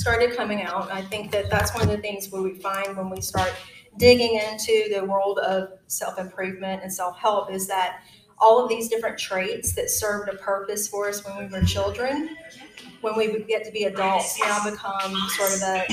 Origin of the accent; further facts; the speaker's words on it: Georgia, United States; I was born and raised in Georgia, so this is definitely my stomping ground.